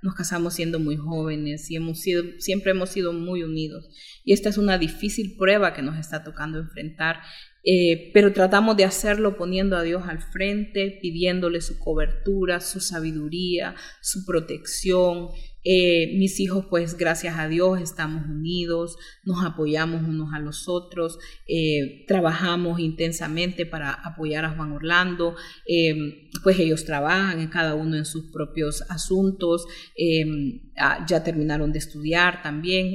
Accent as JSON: {"language": "Spanish", "country": "Honduras", "said": "como hondureños"}